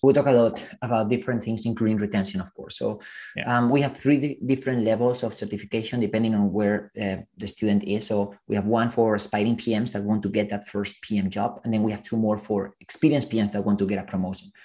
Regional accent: Spain; moved away as an adult; also born or lived in Silicon Valley; I come from Spain and I remember studying computer science

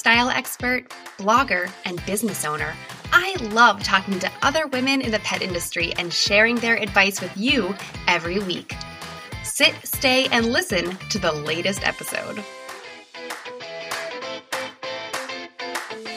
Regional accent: United States; being an American

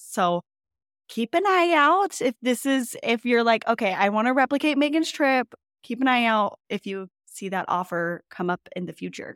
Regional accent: California, United States; now in Utah, United States; a West Coast girl born and raised in California

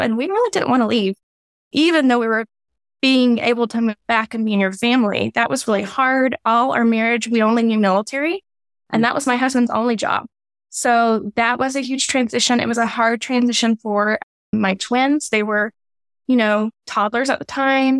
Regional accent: Louisiana, United States; moved away as an adult; also born or lived in Waco; now in Texas, United States; He's made me a Texan, even though I'm from Louisiana

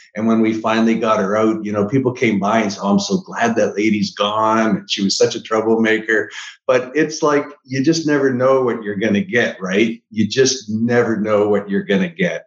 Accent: Niagara Falls, Ontario, Canada; moved away; I'm from Niagara Falls, Canada originally

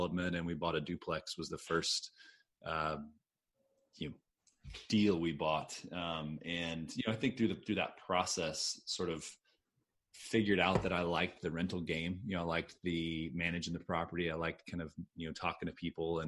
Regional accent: Austin, Texas, United States; moved away; I grew up in Austin. I moved back here in 2007.

